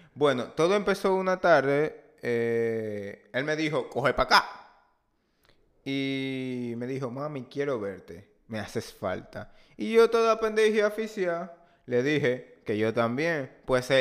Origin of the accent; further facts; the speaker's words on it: Dominican Republic; nosotros como país latinoamericano